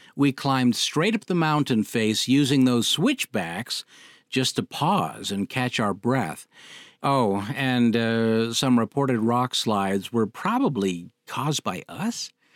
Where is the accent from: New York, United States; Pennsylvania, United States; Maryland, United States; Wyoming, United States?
Wyoming, United States; Cody; moved away; Cody, Wyoming, my hometown, from the second grade through high school